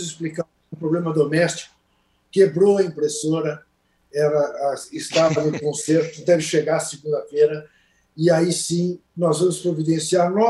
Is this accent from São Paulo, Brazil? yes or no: no; Rio Grande do Sul, Brazil; Bah, eu sou gaúcho, Olha que coisa horrorosa, né?